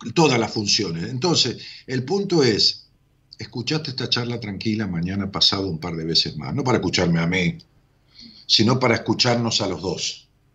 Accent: Argentina; de allá de mi pueblo

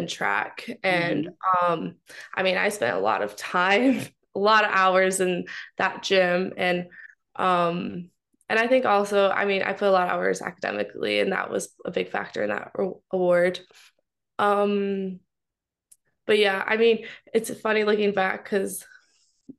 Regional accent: Mount Pleasant, Michigan, United States; moved away as an adult; now in New Haven, United States; I'm from Mount Pleasant, Michigan, and I'm studying economics at Yale

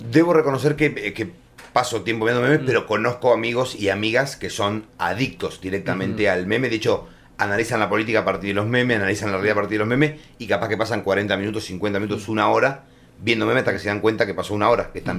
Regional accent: Necochea, Buenos Aires Province, Argentina; Yo soy oriundo de Necochea

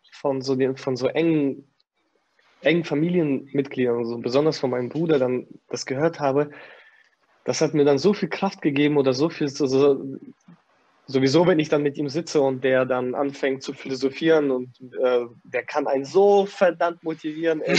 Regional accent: Kazakhstan; now in Germany; Ich komme aus Kasachstan. Alter, wir haben da in äh, wir sind auf Toilette gegangen und mussten uns in die Hocke setzen

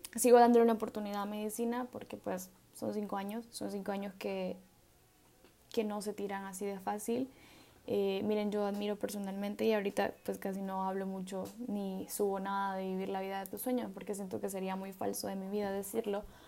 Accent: El Salvador; yo soy del Salvador

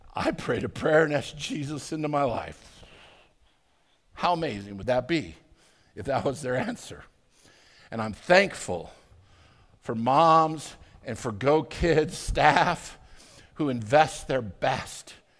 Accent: Arvada, Colorado, United States; I grew up in Arvada

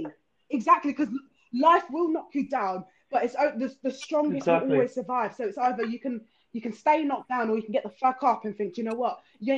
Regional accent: Luton, East of England, United Kingdom; I grew up in Luton

